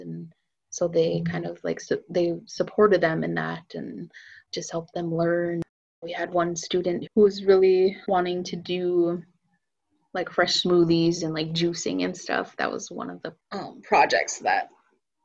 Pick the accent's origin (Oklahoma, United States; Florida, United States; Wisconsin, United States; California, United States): Wisconsin, United States; Menominee Reservation; also born or lived in Madison, Wisconsin; I grew up on the Menominee Reservation